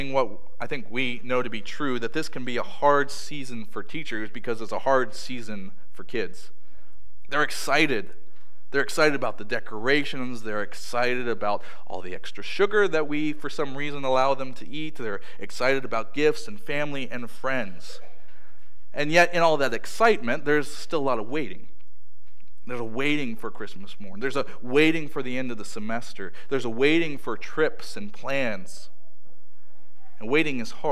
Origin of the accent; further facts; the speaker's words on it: Maryland, United States; moved away; where I grew up in Maryland